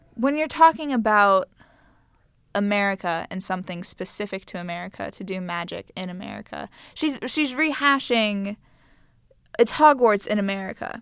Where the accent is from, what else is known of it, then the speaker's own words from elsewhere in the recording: United States; as American students, we've, we've grown up hearing